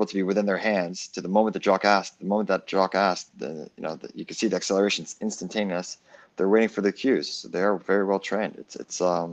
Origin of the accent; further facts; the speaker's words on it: United States; I was raised in the States.